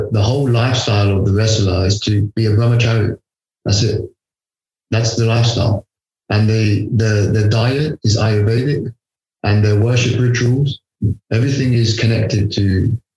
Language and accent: English; London, United Kingdom; I was born in London.